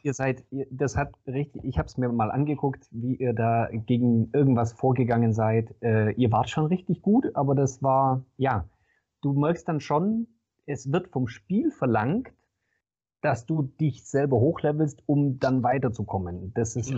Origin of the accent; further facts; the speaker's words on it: Swabia, Germany; Ich bin äh, Schwabe und Häuslebauer